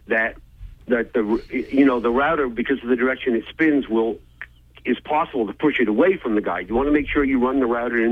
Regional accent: United Kingdom; moved away; Being of British origin

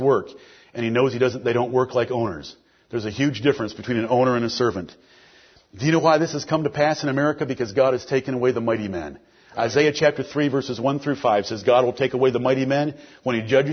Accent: Detroit, Michigan, United States; I'm from Detroit, Michigan

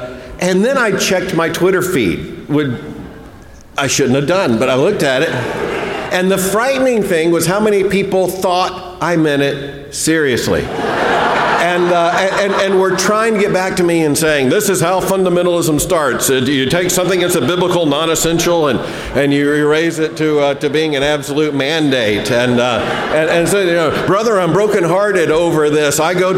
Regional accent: Florida, United States; I grew up in Florida. That's a wet heat.

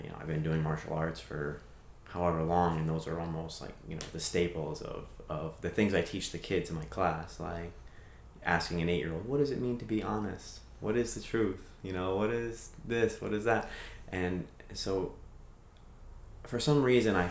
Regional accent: New England, United States; growing up in New England and living in New England and driving in New England

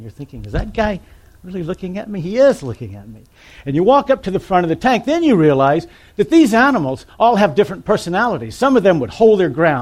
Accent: Mobile, Alabama, United States; I grew up in Mobile, Alabama.

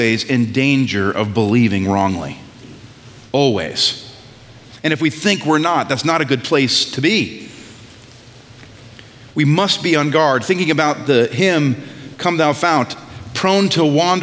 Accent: New England, United States; I'm from New England

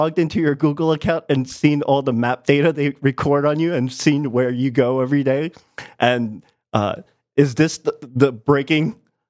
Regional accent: New York City, New York, United States; I grew up in the Bronx.

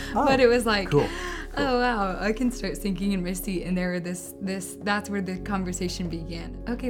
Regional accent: Dallas, Texas, United States; now in Austin, United States; I'm from Dallas, Texas.

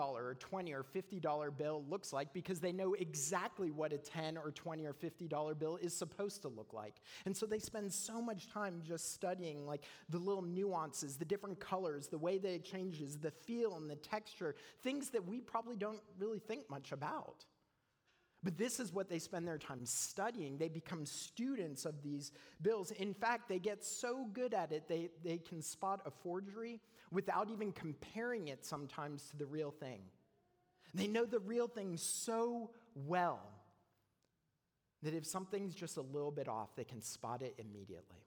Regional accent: Canada; moved away; I'm a Canadian

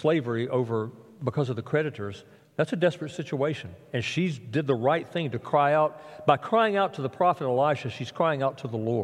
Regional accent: South Alabama, United States; Where I grew up in South Alabama

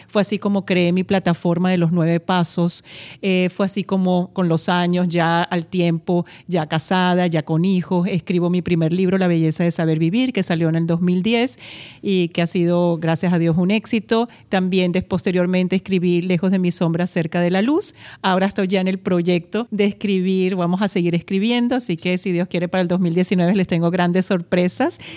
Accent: Venezuela; also born or lived in Madrid, Spain; mi país, donde crecí, donde me formé y tuve también la oportunidad de tener pues mi nacionalidad como venezolana

